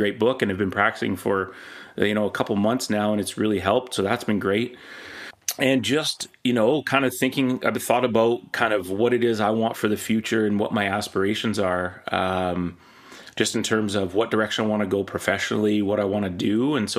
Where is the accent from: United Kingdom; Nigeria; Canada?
Canada; British Columbia; I was born in Penticton, then Victoria, and then the Lower Mainland.